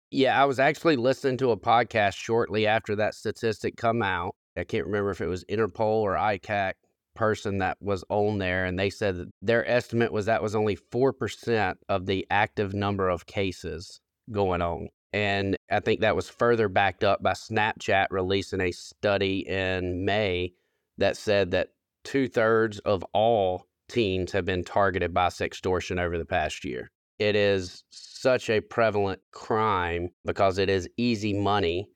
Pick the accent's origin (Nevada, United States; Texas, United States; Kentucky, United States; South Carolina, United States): South Carolina, United States; within my hometown